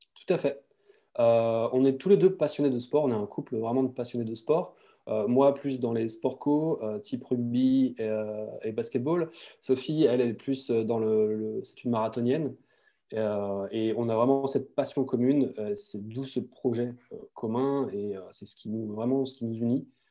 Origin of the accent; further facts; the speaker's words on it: Brittany, France; je suis breton